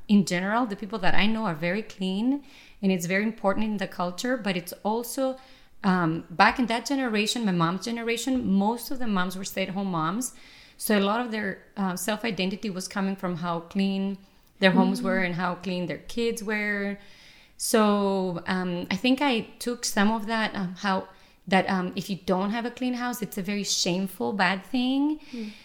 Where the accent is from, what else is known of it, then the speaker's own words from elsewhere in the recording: Greece; moved away; I was the youngest one of 6 kids. We were raised in Greece in a very tiny space because that's how it is usually in Europe.